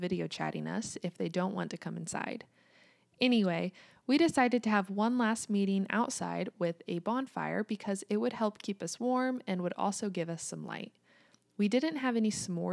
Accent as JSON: {"language": "English", "country": "United States", "also_born_or_lived": "Kansas", "said": "I'm American, and I live in the state of Kansas in the United States."}